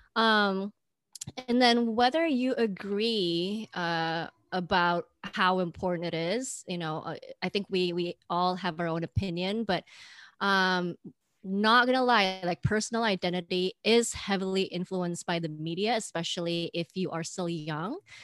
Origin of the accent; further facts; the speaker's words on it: Indonesia; now in United States; growing up in Indonesia